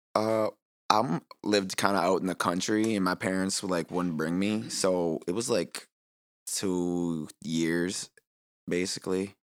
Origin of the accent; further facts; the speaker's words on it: Green Bay, Wisconsin, United States; I'm from Green Bay, so first skate park is Joanne's